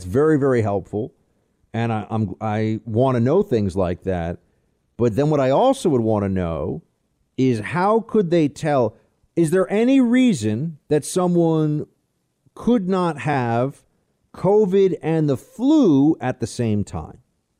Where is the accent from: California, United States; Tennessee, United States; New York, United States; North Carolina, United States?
California, United States; moved away as an adult; I'm originally from California, and I moved to Colorado 10 years ago for work and a change of scenery, not for politics.